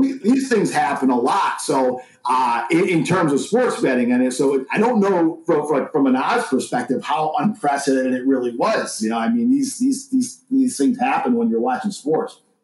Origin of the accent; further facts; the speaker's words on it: New York, United States; moved away; my home state of, of, New York for a couple of weeks here, visiting family and stuff